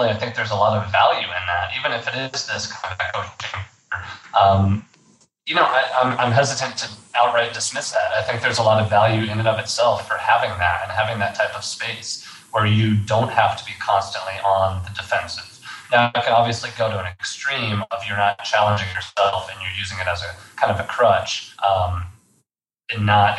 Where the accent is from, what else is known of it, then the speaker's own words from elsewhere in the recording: Fort Worth, Texas, United States; I grew up, born and raised in Texas. I grew up in the Fort Worth area and Fort Worth and Dallas.